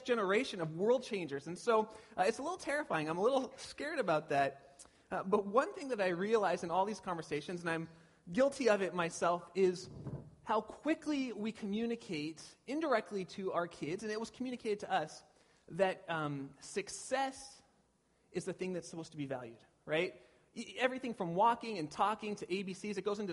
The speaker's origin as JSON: {"language": "English", "town": "Pasadena", "region": "California", "country": "United States", "tie": "born or raised there", "moved": "yes", "lives_now": "Petaluma, United States", "said": "I grew up in SoCal down by Pasadena"}